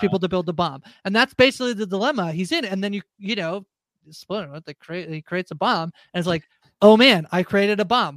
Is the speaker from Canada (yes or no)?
yes; Canada; I'm a Canadian as well